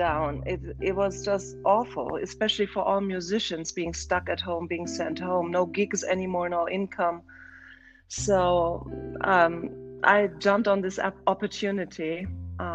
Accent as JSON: {"language": "English", "region": "Berlin", "country": "Germany", "tie": "born or raised there", "moved": "as an adult", "lives_now": "Scottsdale, United States", "said": "I was born in Berlin, and okay. I grew up in Germany"}